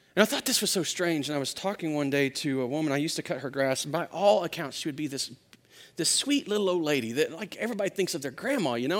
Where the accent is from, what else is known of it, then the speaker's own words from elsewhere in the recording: Louisiana, United States; also born or lived in Arkansas; I grew up in Louisiana, and, and, uh, before that, I was born in Arkansas